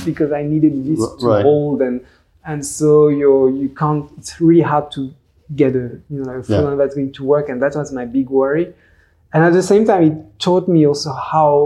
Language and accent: English; France; English is a second language; this French little guy